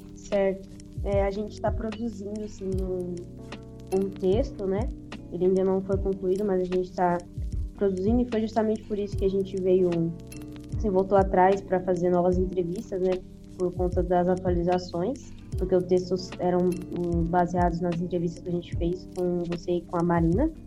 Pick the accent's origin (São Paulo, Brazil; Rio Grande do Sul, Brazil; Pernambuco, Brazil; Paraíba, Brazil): São Paulo, Brazil; Guarulhos; Eu sou do Vilani, Pimentas